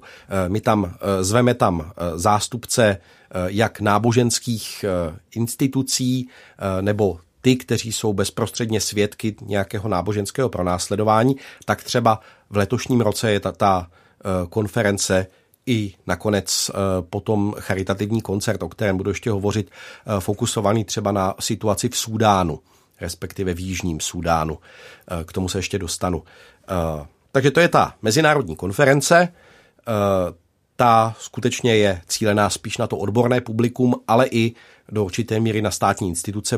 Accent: Czechia; jako Češi tady

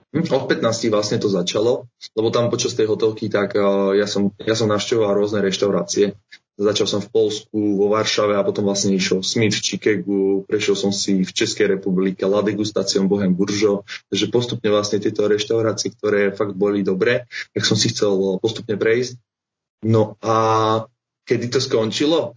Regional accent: Bratislava, Bratislava Region, Slovakia; som z Bratislavy a mám 24 rokov

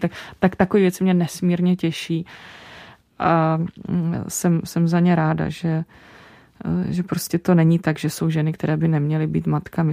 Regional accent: Czechia; Já se naopak cítím jako průměrná Češka

